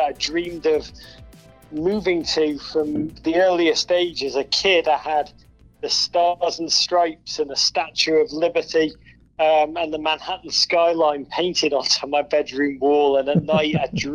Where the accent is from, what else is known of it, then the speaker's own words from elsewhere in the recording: Liverpool, North West England, United Kingdom; moved away as an adult; now in United States; I grew up in Liverpool, England